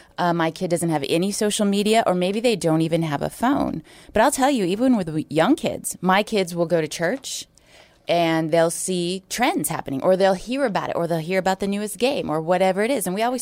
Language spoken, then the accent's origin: English; Hawaii, United States; So I'm from Hawaii.